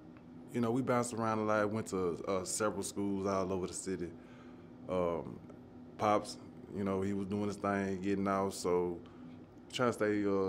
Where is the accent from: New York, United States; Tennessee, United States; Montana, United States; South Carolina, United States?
Tennessee, United States; Nashville; Born and raised in Nashville, as you said. Born in Edgehill, raised in Edgehill to about 8. And, just bounced around. I lived all over our South, been all over our South.